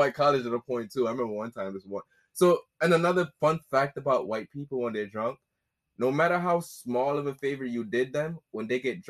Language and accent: English; Hartford, Connecticut, United States; I was from Hartford.